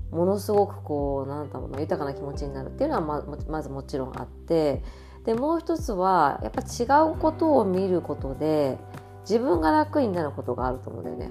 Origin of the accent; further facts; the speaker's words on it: Japan; moved away as an adult; also born or lived in New York; now in Barcelona, Spain; 私が日本人